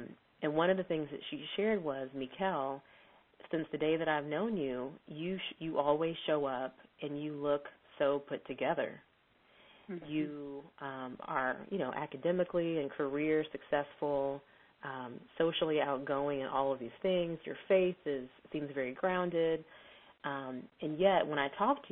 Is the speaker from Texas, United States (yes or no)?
yes; Texas, United States; I'm from Texas.